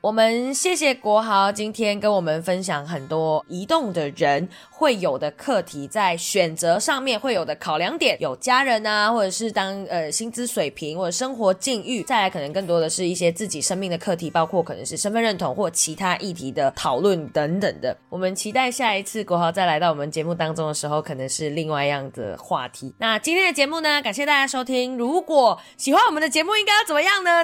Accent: Malaysia; now in Taiwan; 我来自马来西亚，从马来西亚来到台湾

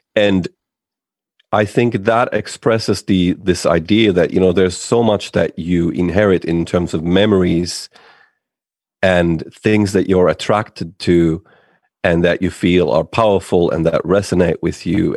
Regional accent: Finland; I'm from Finland

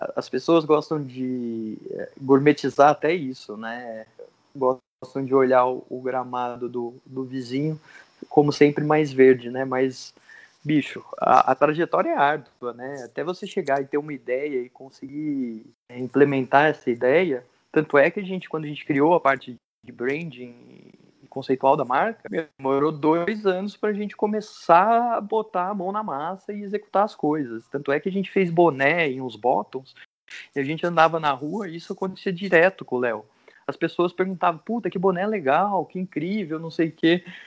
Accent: Santa Cruz do Rio Pardo, São Paulo, Brazil; eu cresci aqui, né? Fiquei até os 18 ou 19 anos aqui. Depois morei sete anos em São Paulo, sete, oito anos. E, e daí eu retornei para cá

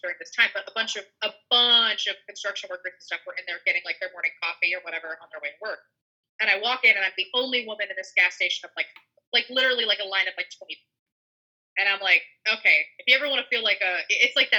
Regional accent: the South, United States; I grew up in the South. I still live in the South.

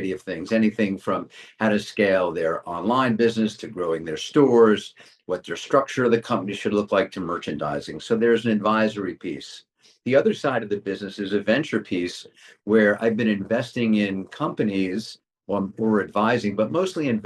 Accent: Westchester County, New York, United States; also born or lived in Manhattan; I grew up in Westchester County, only child, scrappy

